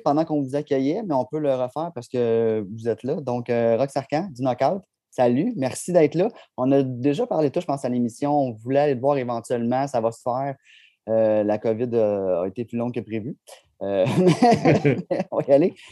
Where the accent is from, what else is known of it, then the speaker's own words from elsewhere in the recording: Chambly, Quebec, Canada; je suis de Chambly